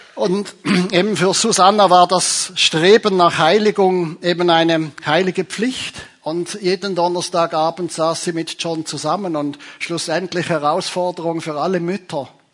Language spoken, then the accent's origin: German; Zurich, Switzerland; Ich komme ja von Zürich, aus der Stadt von Zwingli